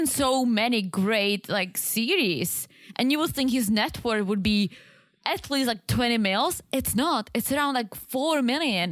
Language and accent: English; Czechia; I'm Czech. I am not from Prague. I'm actually from the other side.